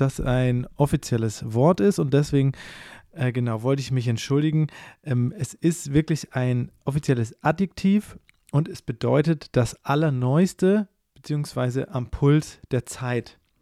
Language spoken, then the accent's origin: German; Southern Germany, Germany; ich komme aus dem Süden von Deutschland